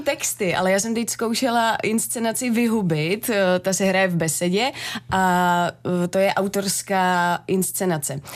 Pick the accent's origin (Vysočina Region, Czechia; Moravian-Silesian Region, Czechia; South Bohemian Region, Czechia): South Bohemian Region, Czechia; Netolice; now in Hradec Králové, Czech Republic; Já pocházím z Netolic, z, z Jižních Čech, takže já jsem jela k rodičům domů